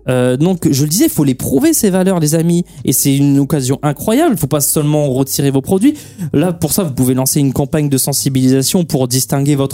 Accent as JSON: {"language": "French", "country": "Portugal", "said": "Moi je suis portugais"}